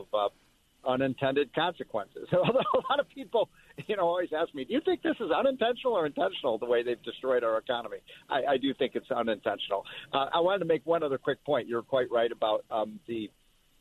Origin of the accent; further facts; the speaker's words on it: Chicago, Illinois, United States; I grew up in Chicago